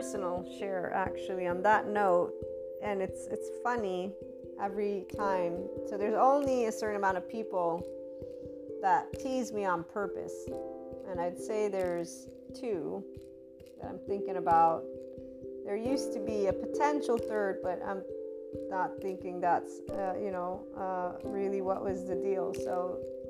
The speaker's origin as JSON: {"language": "English", "country": "United States", "tie": "born or raised there", "also_born_or_lived": "Naples, Italy", "first_language": "English", "said": "I'm an American first, in the sense of I was born there. My mother tongue is English"}